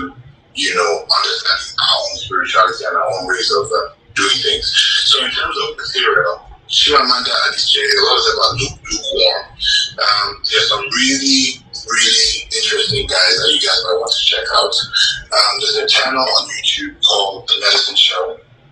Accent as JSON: {"language": "English", "country": "Nigeria", "also_born_or_lived": "United States / Canada", "moved": "as an adult", "said": "I'm Nigerian, Igbo"}